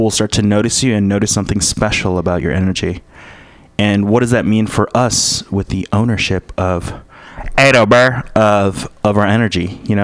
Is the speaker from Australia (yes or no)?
no; Philippines; I'm a Filipino.